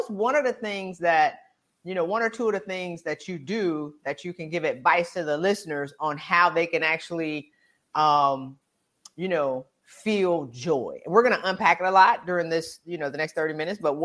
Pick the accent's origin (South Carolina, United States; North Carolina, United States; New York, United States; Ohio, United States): South Carolina, United States; I'm from South Carolina